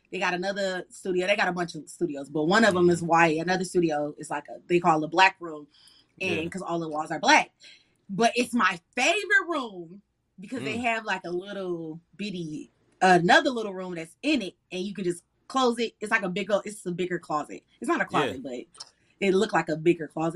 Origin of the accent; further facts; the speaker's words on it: Detroit, Michigan, United States; moved away as an adult; now in Atlanta, United States; Y'all know I'm from Detroit, so I just moved to Atlanta